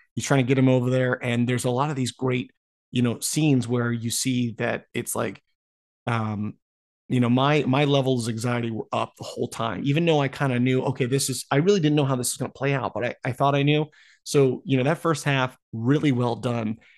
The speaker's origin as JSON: {"language": "English", "country": "United States", "said": "being American citizen"}